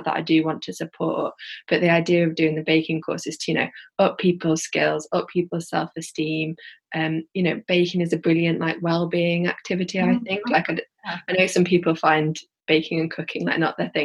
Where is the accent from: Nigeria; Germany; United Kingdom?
United Kingdom; Yorkshire and the Humber; accent: Yorkshire; now in Birmingham, United Kingdom; from my accent, like I'm from like Yorkshire, and I'd love to have a Bulb in maybe like Leeds or Huddersfield, where I grew up